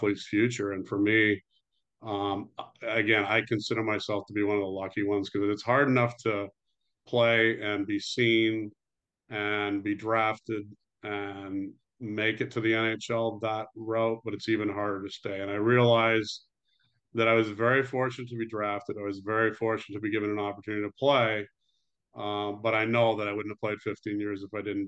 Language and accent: English; Toronto, Ontario, Canada; I grew up in Toronto, Canada